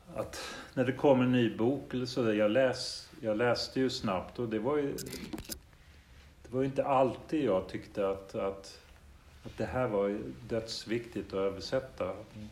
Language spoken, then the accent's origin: Swedish; Denmark; moved away; Det är ju nästan mitt känslomässiga modersmål mm. eftersom mm. jag växte upp i Danmark